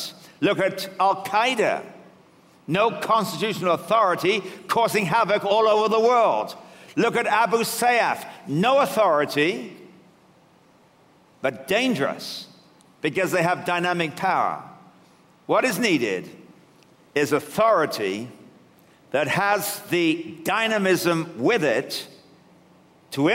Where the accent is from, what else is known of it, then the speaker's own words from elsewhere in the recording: England, United Kingdom; now in Canada; I come originally from England, though I'm living in Canada now